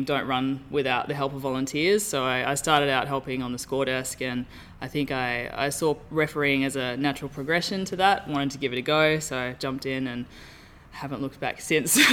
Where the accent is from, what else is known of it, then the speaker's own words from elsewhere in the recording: Tamworth, New South Wales, Australia; moved away as an adult; now in Perth, Australia; in my hometown. I'm from Tamworth in New South Wales